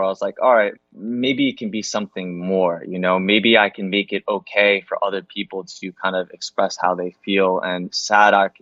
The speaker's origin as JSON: {"language": "English", "area": "East Coast", "region": "New Jersey", "country": "United States", "moved": "yes", "lives_now": "Los Angeles, United States", "said": "I was from the East Coast"}